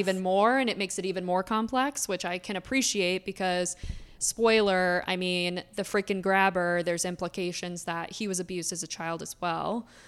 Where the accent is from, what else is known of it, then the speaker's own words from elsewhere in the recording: Florida, United States; now in Philadelphia, United States; I grew up in Florida, so I have a lot of Florida stories